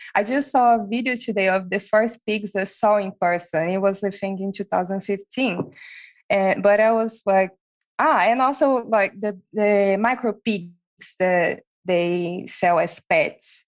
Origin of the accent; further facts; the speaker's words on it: Brazil; moved away as an adult; also born or lived in Europe / Sydney, Australia; I'm from Brazil and I already had an experience in Europe